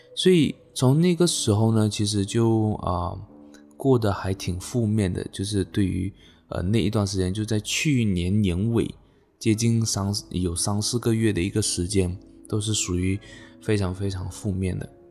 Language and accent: Chinese; Malaysia; 那我来自马来西亚，OK，今年二十五岁。